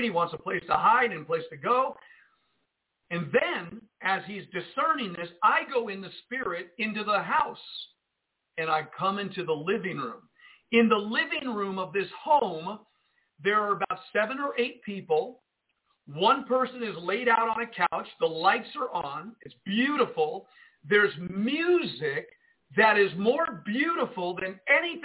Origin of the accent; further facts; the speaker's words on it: Jersey City, New Jersey, United States; moved away; my hometown of Jersey City, where I was born in Jersey City, New Jersey